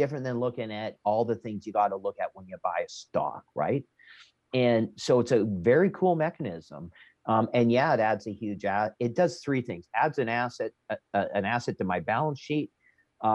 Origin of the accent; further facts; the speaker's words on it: Canada; I got to talk Canadian because I'm Canadian.